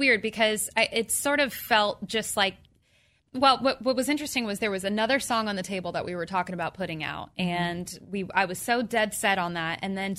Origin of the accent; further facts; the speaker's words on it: Orange County, California, United States; moved away as an adult; now in Nashville, United States; I grew up in Orange County.